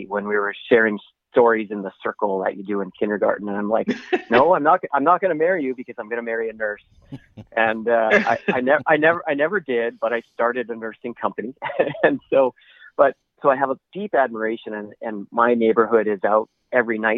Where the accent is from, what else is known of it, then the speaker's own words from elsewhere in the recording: Vancouver, British Columbia, Canada; I'm from Vancouver